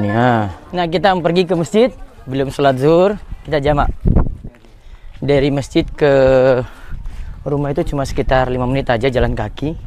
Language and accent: Indonesian; Jayapura, Papua, Indonesia; moved away; also born or lived in Central Maluku; Sejak kecil saya itu di Jayapura dari tahun delapan puluh enam, ya. Walaupun lahir tahun delapan puluh empat, jadi sejak tahun delapan puluh enam itu sudah di Jayapura